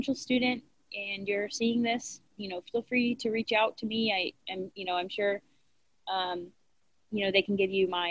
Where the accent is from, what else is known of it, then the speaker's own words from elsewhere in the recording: Florida, United States; now in Atlanta, United States; I'm from Florida